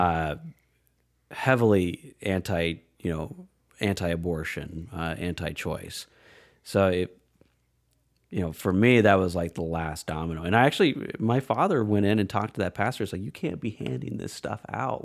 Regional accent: Red Oak, Iowa, United States; also born or lived in Aurora, Colorado / Omaha, Nebraska; I, I was one of those kids. Bug collecting, tree climbing, pushing the boundaries of curfew just to be out as, outside as long as I could. Um, yeah, in, in small town Iowa

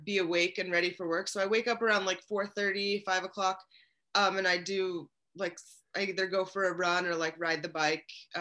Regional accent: Michigan, United States; also born or lived in Utah; now in Washington, United States; I grew up in Michigan.

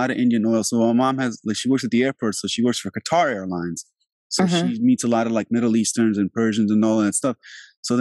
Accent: Albania; now in United States; I'm from Europe. Like I know Europe. I'm Albanian

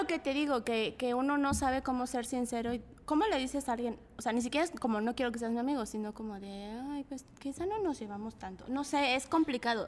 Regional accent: Mexico City, Mexico; yo soy de la Guerrero, ¿no? Entonces eh, vivía en una vecindad

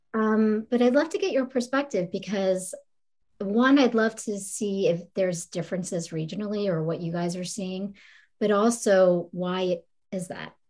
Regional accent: East Coast, United States; I'm from the East Coast

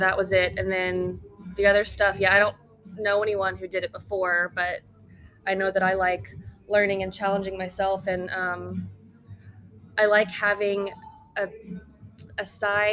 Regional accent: Houston, Texas, United States; also born or lived in Arkansas; I'm from Houston, Texas

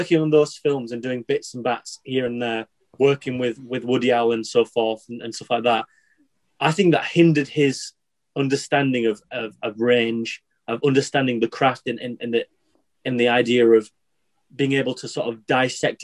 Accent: Yorkshire and the Humber, United Kingdom; I'm from Yorkshire

